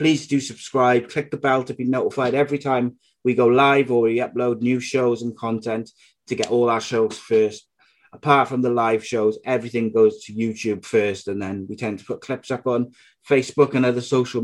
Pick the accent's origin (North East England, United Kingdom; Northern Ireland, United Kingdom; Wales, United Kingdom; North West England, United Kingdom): Wales, United Kingdom; Cardiff; my home city, which is Cardiff